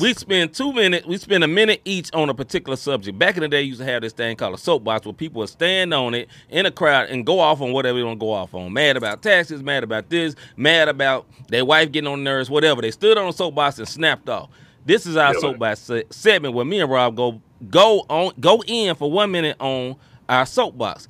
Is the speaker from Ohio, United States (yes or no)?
no; Memphis, Tennessee, United States; now in St. Louis, United States; I am from originally from Memphis, Tennessee